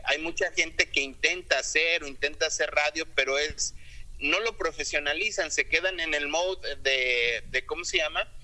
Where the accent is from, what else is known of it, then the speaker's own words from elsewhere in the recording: León, Guanajuato, Mexico; moved away as an adult; now in United States; la ciudad de donde soy, León, Guanajuato